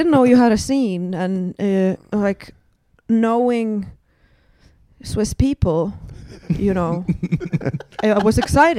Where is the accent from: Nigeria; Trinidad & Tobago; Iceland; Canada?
Iceland; moved away as an adult; now in Edinburgh, United Kingdom